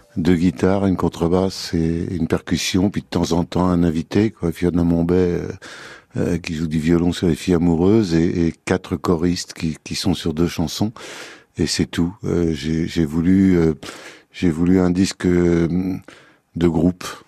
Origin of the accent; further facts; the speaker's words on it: Paris, Île-de-France, France; also born or lived in Loir-et-Cher; Non, moi je suis parisien de chez parisien. Je prends mon passeport quand je passe le périphérique et, c'est épouvantable. Je suis né à Paris, j'y ai vécu mon enfance.